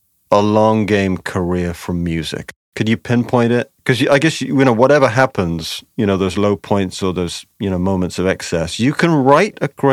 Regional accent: United Kingdom; I'm British

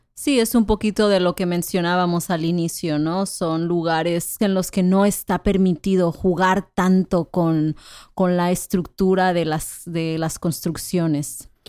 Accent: Manzanillo, Colima, Mexico; yo soy del estado de Colima. Yo nací en Manzanillo

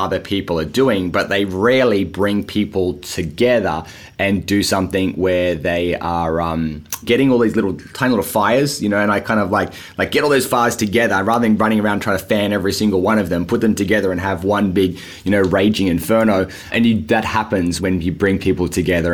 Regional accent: Sydney, New South Wales, Australia; as you can maybe start to hear from the accent, I'm from Australia. I grew up here in Sydney

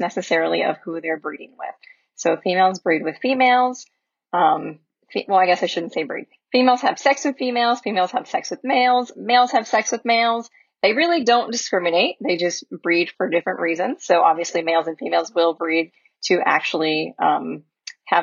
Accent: Memphis, Tennessee, United States; I grew up here in Memphis

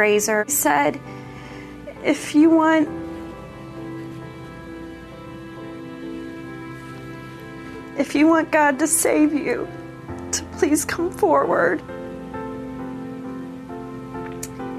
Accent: Wake Forest, North Carolina, United States; I was raised in Wake Forest, North Carolina

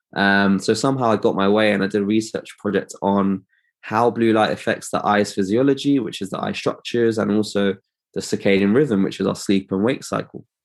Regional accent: London, United Kingdom; I'm an optometrist from London.

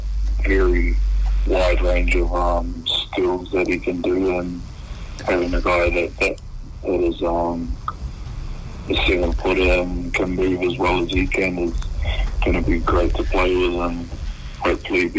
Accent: New Zealand; being a Kiwi

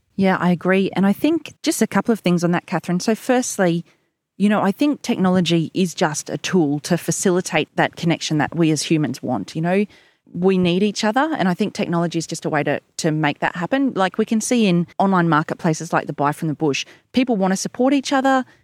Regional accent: Warwick, Queensland, Australia; also born or lived in Gold Coast; I actually am a born and bred local Warwick girl. You know, was raised here, went to school here

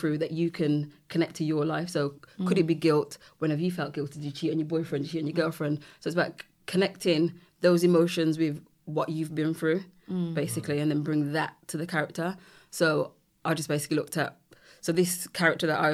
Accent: Birmingham, West Midlands, United Kingdom; I'm from Birmingham. Born and raised.

